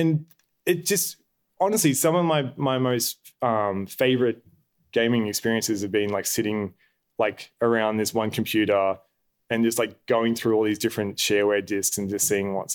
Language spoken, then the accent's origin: English; Albury-Wodonga, Australia; moved away; I'm originally from Albury Wodonga, just on the border of New South and Victoria.